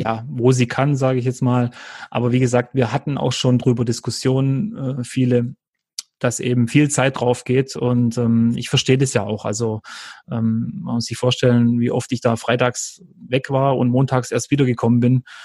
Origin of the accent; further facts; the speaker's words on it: Freudenstadt, Baden-Württemberg, Germany; dann ist nicht zu Hause irgendein Dorf in Kroatien, sondern dann ist es Freudenstadt im Schwarzwald, was übrigens in Württemberg liegt und nicht in Baden.